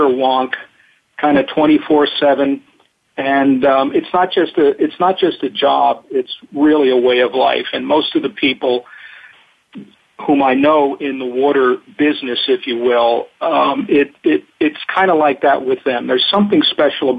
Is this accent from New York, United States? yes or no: yes; New York City, New York, United States; also born or lived in Reno / New Mexico / Arizona / Atlanta; now in Oregon, United States; as you can probably tell from my accent, I'm not a native of Oregon. I'm originally from the New York City area, actually born in Manhattan. But I came west in 1970.